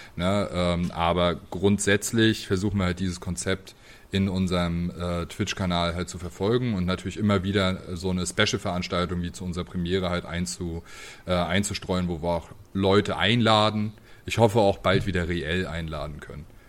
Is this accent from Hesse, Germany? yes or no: no; Greifswald, Mecklenburg-Vorpommern, Germany; also born or lived in Leipzig; now in Dresden, Germany; meine Heimatstadt spreche. ähm, also Greifswald ist äh, eine kleine